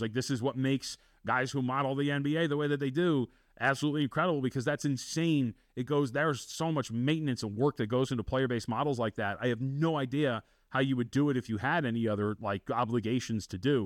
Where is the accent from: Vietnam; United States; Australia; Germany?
United States; Las Vegas, Nevada; also born or lived in Santa Ana, California / Texas; I grew up out here in Las Vegas